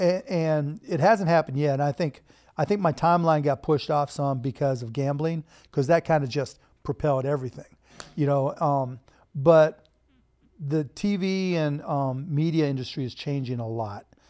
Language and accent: English; Pittsburgh, Pennsylvania, United States; moved away as an adult; also born or lived in Bloomington, Indiana; now in Dallas, United States; I grew up in Pittsburgh and Bloomington